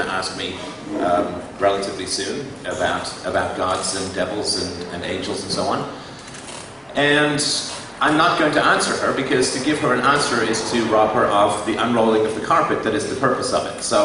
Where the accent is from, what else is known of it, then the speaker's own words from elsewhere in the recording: England, United Kingdom; I was raised a Christian in England